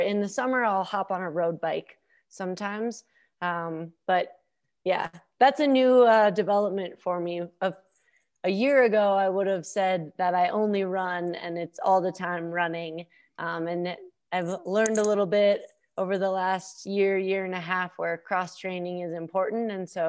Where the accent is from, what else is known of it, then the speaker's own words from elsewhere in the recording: Minnesota, United States; growing up in Minnesota, doing Nordic skiing and then having really fantastic coaches and teammates have got to all be factors in that.